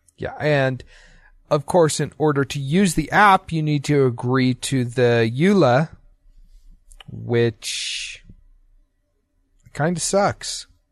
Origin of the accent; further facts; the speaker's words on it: Utah, United States; also born or lived in Idaho; I grew up in Utah